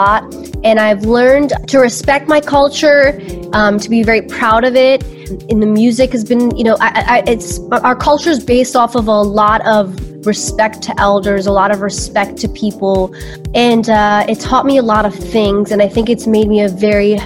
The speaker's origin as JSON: {"language": "English", "town": "New York City", "region": "New York", "country": "United States", "tie": "born or raised there", "also_born_or_lived": "Albania (ancestry)", "said": "So my family is from Albania. I am Albanian, and I was born in New York City. I was born in Brooklyn, New York."}